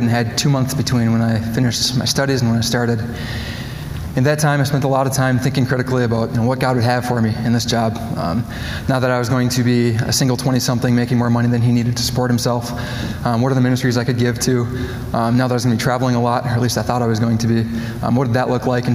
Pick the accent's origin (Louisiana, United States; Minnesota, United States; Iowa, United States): Minnesota, United States; Coon Rapids; moved away; I grew up in Coon Rapids. It's a suburb just northwest of Minneapolis.